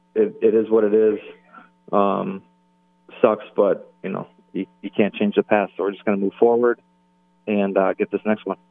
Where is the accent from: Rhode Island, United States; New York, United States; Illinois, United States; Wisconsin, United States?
Wisconsin, United States; Milwaukee; right here in my my hometown